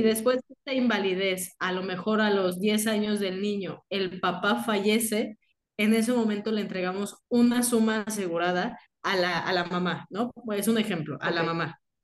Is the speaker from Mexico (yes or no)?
yes; Mexico; somos muchísimos mexicanos